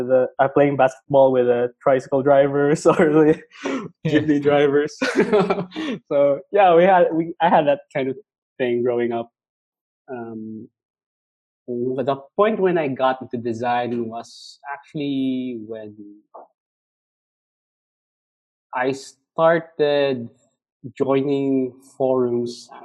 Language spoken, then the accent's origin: English; Cebu City, Central Visayas, Philippines; I grew up here actually in Cebu. I was born and raised here